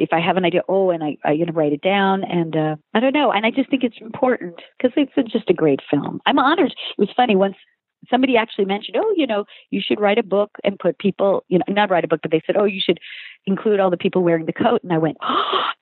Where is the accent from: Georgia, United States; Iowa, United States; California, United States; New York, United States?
New York, United States; Long Island; I'm from Long Island